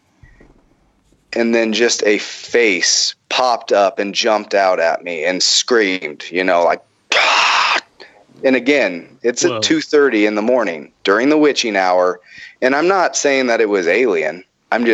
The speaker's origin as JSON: {"language": "English", "region": "the Bible Belt", "country": "United States", "said": "I'm from the Bible Belt"}